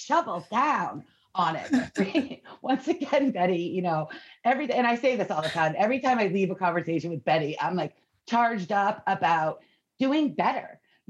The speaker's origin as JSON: {"language": "English", "region": "Maine", "country": "United States", "said": "my home state is on this list here where agricultural workers can unionize"}